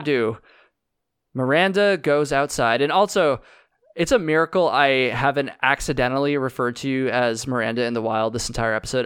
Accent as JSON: {"language": "English", "region": "Vermont", "country": "United States", "said": "I'm from Vermont."}